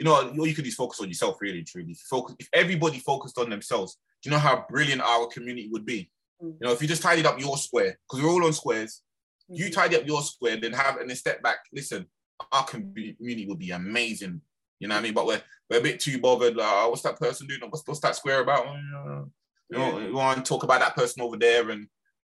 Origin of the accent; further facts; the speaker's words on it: London, United Kingdom; I was simply from Lambeth